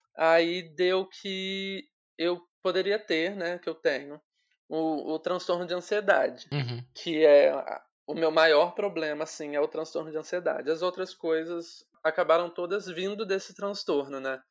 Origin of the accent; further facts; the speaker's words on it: Volta Redonda, Rio de Janeiro, Brazil; moved away as an adult; now in São Paulo, Brazil; eu sou de Volta Redonda, no interior do, do Rio. Só que atualmente eu tô morando em São Paulo